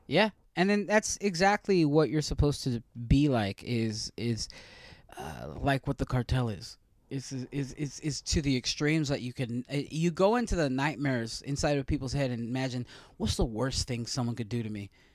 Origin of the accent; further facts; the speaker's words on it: Stockton, California, United States; my hometown of Stockton